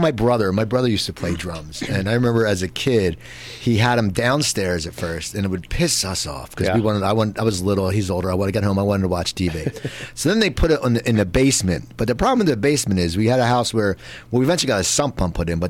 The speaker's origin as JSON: {"language": "English", "town": "Cherry Hill", "region": "New Jersey", "country": "United States", "tie": "born or raised there", "moved": "yes", "lives_now": "Los Angeles, United States", "said": "I grew up in Cherry Hill, New Jersey"}